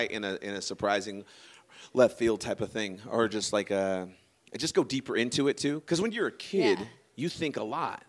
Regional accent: Sacramento, California, United States; I'm from Sacramento. I am not from San Francisco.

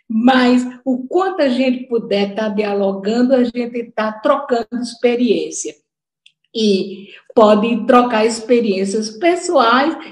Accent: Natal, Rio Grande do Norte, Brazil; accent: Northeastern Brazilian; eu sou de Natal, é, meu sotaque já mostrou, e eu tenho muito orgulho dele, muito orgulho de ser nordestina

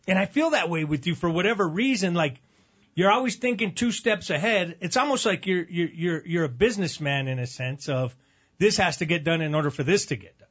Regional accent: Albuquerque, New Mexico, United States; proud to be from Albuquerque

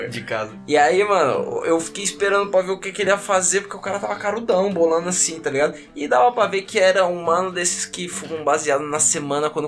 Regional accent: Brazil; mais culacho, porque aí, como bom brasileiro, eu meti a carteirada, né?

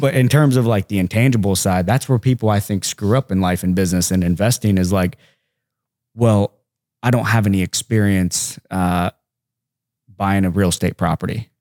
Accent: Hamilton, Ohio, United States; I'm just from Hamilton, Ohio

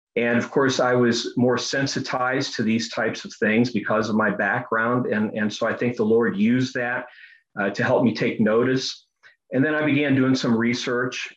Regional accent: United States; I was born in the United States, but my father fled from the communists at the age of 12 in Croatia

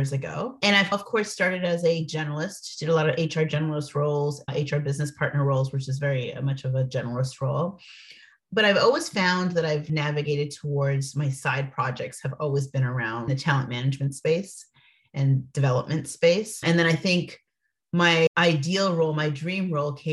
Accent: Toronto, Ontario, Canada; moved away as an adult; now in United States; I'm from Canada, from Toronto, Canada

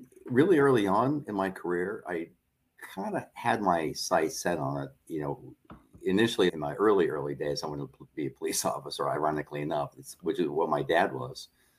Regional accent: Long Island, New York, United States; moved away as an adult; I grew up in Long Island, New York

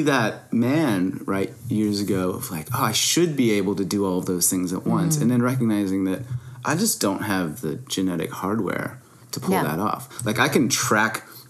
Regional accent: United States

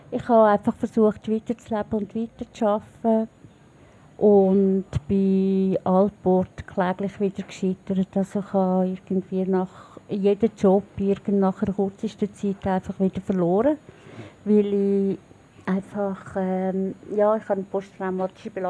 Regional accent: Schwyz, Switzerland; now in Bern, Switzerland; Ich bin im Kanton Schweiz aufgewachsen, lebe jetzt aber schon 21 Jahre in Bern.

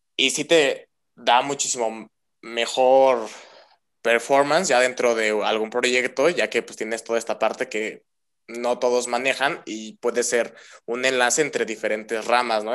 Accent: Mexico; La mayoría somos mexicanos

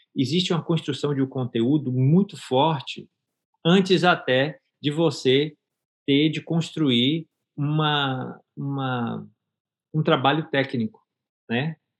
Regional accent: Bahia, Brazil; accent: baiano; moved away as an adult; also born or lived in Miami, United States; now in Gainesville, United States; Passei por, pela fase de ter precisado sair da Bahia

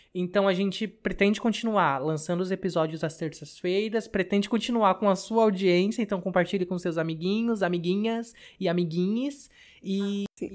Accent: São Paulo, Brazil; sou aqui da Zona Norte de São Paulo, mais precisamente da região da Brasilândia

